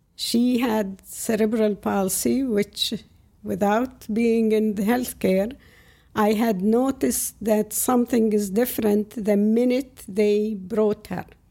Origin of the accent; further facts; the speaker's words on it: outside Ramallah, West Bank, Palestine; English is a second language; moved away as an adult; now in Cliffside Park, United States; I was born outside of Ramallah in the, it used to be the West Bank of Jordan at the time. And at the first five years, I was sent to a school in the village